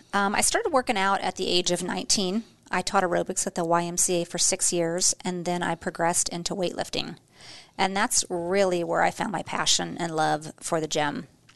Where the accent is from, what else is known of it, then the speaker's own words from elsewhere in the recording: Joplin, Missouri, United States; also born or lived in Portland, Oregon; now in Nebraska, United States; I was born in Joplin, Missouri, where my family of five lived during the school year, but we spent the summers living in Portland, Oregon to spend more time with my mom's side of the family.